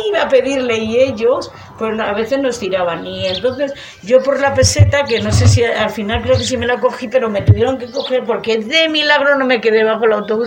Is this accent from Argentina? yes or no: no; Gallegos de Argañán, Castile and León, Spain; lo que he vivido en mi pueblo